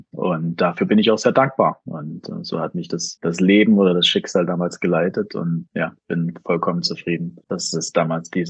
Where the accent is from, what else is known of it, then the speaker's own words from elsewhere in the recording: Jena, Thuringia, Germany; now in Berlin, Germany; Und wie du schon richtig sagst, bin ich normalerweise in Berlin, aber heute ausnahmsweise mal in meiner Heimatstadt in Jena.